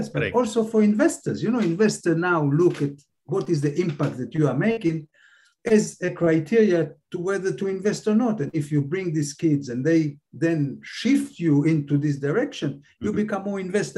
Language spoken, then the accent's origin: English; Israel; English is a second language; moved away as an adult; also born or lived in Cambridge, United Kingdom; now in Philippines; from the kibbutz to this. I couldn't speak English.